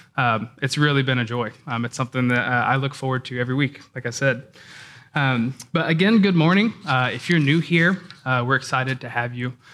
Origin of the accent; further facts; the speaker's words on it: the South, United States; I grew up in the South in a church culture that was heavily emotionally driven.